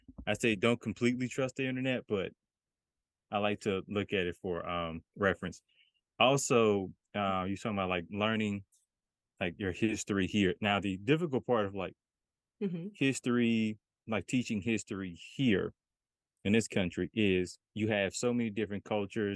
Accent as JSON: {"language": "English", "town": "Memphis", "region": "Tennessee", "country": "United States", "tie": "born or raised there", "said": "I grew up in Memphis"}